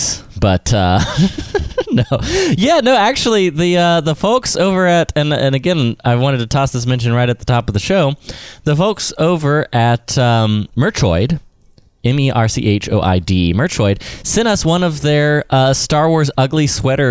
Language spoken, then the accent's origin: English; Georgia, United States; growing up in Georgia